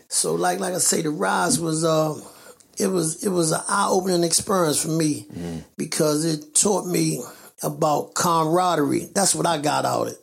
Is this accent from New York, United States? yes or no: no; Baltimore, Maryland, United States; I was born and raised in West Baltimore, Lexington, uh, Lexington Terrace uh, housing projects in West Baltimore